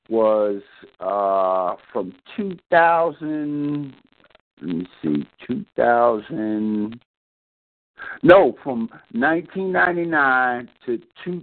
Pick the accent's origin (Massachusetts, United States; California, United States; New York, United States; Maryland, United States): Massachusetts, United States; Boston; I grew up in Boston, man, so I grew up in the game